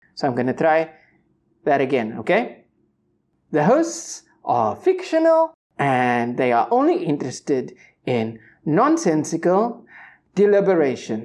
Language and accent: English; Cape Town, Western Cape, South Africa; growing up in the Cape Flats, shout-out to Silvertown